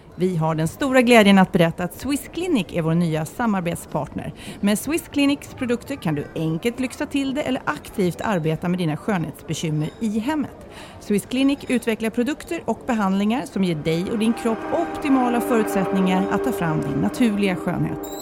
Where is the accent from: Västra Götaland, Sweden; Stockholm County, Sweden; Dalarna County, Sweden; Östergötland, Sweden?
Stockholm County, Sweden; Lidingö; jag är ju uppvuxen här